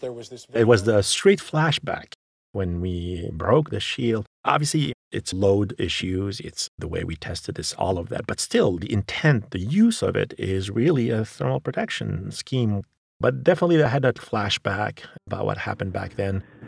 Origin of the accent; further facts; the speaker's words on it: Sfax, Sfax Governorate, Tunisia; moved away; I grew up in Tunisia, in Sfax